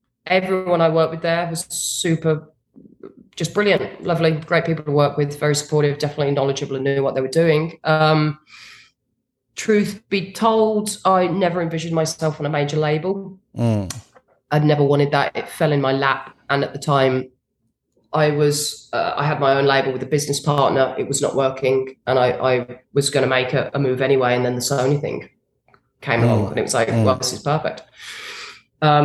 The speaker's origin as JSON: {"language": "English", "region": "a small village in England", "country": "United Kingdom", "tie": "born or raised there", "said": "being a British girl in a small village in England"}